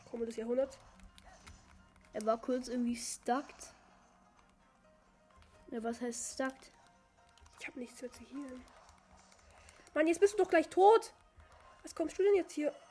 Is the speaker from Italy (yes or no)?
no; Turkey; Und ich komme aus der Türkei und ich spreche Englisch.